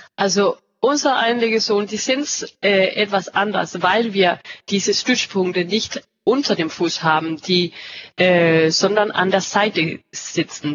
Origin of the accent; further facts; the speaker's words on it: Denmark; German is a second language; ich bin Dänin und arbeite jetzt auch hier in, äh, ja, in unser Hauptsitz in Ikast in Dänemark